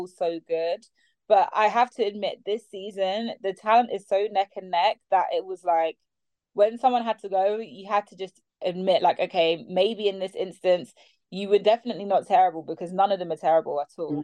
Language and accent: English; London, United Kingdom; I am from South London